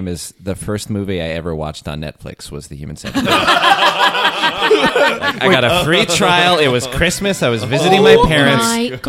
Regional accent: Edmonton, Alberta, Canada; I'm from Edmonton.

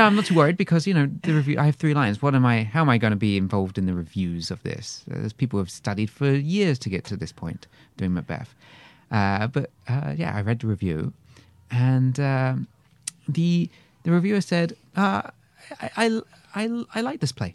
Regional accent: England, United Kingdom; accent: English; moved away; also born or lived in Lethbridge, Alberta; I'm from, uh, England originally

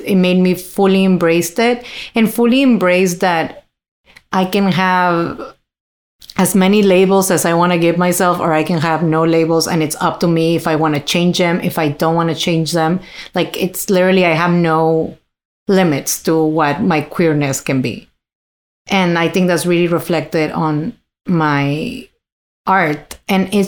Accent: Monterrey, Nuevo León, Mexico; English is a second language; now in Toronto, Canada; in my hometown

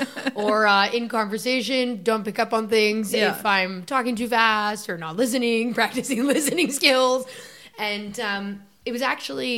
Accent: Canada; I'm Canadian

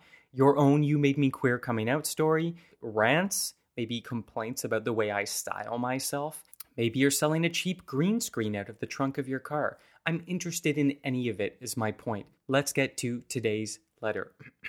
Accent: Saskatoon, Saskatchewan, Canada; distinct memory of there being a big billboard by one of the restaurants we frequented as a child growing up in Saskatoon.

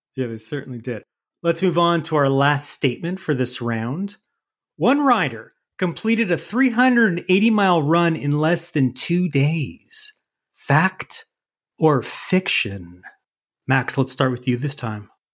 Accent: Canada; I'm not that up on my U.S. history because I'm Canadian.

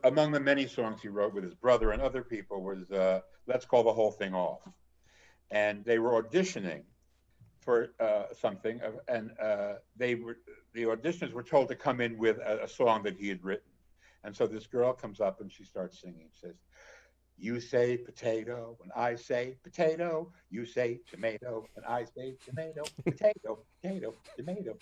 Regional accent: New Jersey, United States; moved away; also born or lived in Ohio / Chicago; I'm from New Jersey

